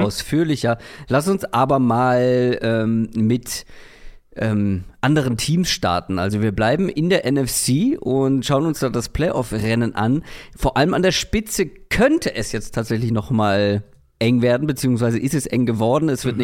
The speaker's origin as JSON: {"language": "German", "region": "Hamburg", "country": "Germany", "moved": "yes", "lives_now": "Berlin, Germany", "said": "Für mich als Hamburger"}